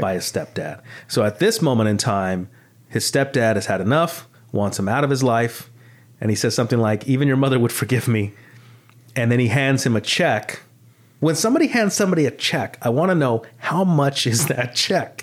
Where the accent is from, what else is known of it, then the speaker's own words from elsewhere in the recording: Los Angeles, California, United States; growing up in the San Fernando Valley in the eighties and nineties